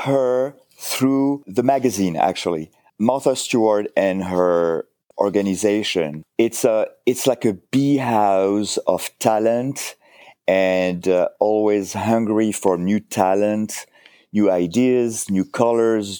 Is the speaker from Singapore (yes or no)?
no; a village outside Cannes, Provence-Alpes-Côte d'Azur, France; English is a second language; moved away as an adult; also born or lived in United States; now in Connecticut, United States; I'm French, from the south of France, a little village, uh, one of those birch village, you know, like, uh, outside of Cannes.